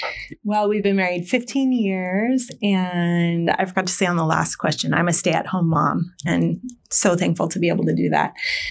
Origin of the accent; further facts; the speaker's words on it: Medford, Oregon, United States; I grew up in Southern Oregon in Medford. Some of my family still lives there.